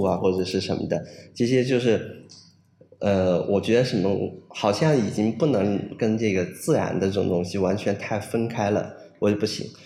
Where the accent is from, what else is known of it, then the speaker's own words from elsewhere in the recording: Pu'er, Yunnan, China; also born or lived in France; now in Beijing, China; 我是完全是从热带雨林走出来的这样的一个人。啊，我的家乡是在普洱，在云南的普洱。呃，有一部分是在北回归线上